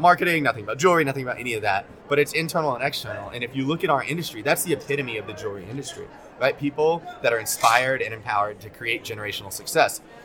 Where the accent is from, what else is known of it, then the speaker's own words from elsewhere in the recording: Arlington, Texas, United States; also born or lived in South Korea; now in New York, United States; Lived, grew up in Arlington, Texas